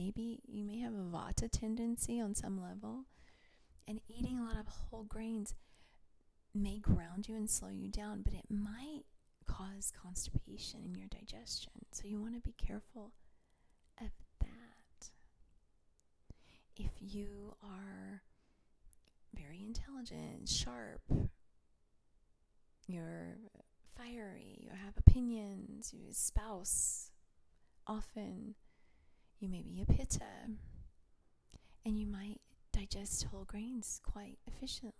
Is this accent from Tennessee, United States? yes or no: yes; Tennessee, United States; moved away; I grew up in Tennessee